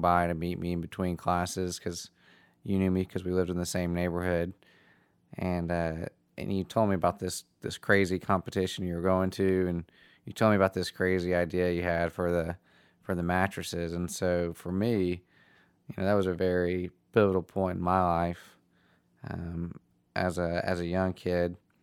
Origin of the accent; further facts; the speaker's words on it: Nashville, Tennessee, United States; I'm from Nashville